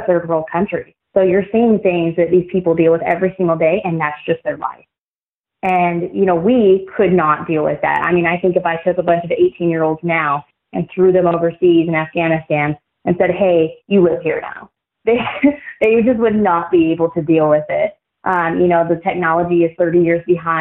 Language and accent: English; United States; being an American